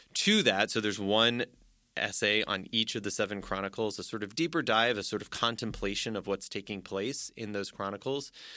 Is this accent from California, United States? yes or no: yes; Orange County, Southern California, United States; moved away as an adult; also born or lived in Nutley, New Jersey / Tennessee; now in Notre Dame, United States; I grew up in Southern California, Orange County, moved there, uh, just before I turned nine years old, stayed there through high school